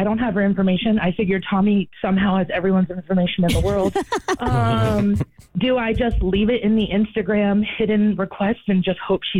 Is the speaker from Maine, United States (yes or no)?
yes; Maine, United States; moved away; I'm from originally from Maine, so I have a 207 area code.